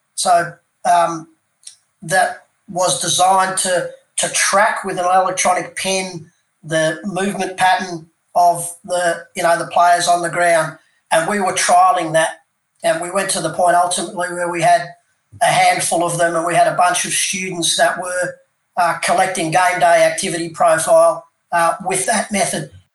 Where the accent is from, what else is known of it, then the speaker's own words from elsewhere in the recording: Melbourne, Victoria, Australia; moved away as an adult; also born or lived in Canberra / Perth; moved uh, back to my hometown of Melbourne